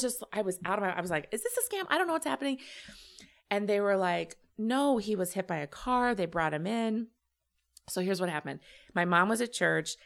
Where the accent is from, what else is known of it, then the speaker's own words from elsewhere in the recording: Champaign, Illinois, United States; I grew up in Champaign, Illinois uh, home of the University of Illinois